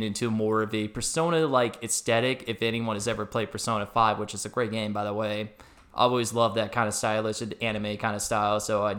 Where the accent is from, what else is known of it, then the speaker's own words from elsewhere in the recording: Scottsdale, Arizona, United States; I was a Scottsdale native. I was born and raised in Arizona before, you know, the whole expansion thing kind of happened back in the late 90s.